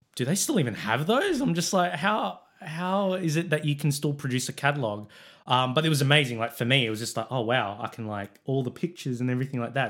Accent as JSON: {"language": "English", "town": "Sydney", "region": "New South Wales", "country": "Australia", "tie": "born or raised there", "said": "I'm born and bred in Sydney"}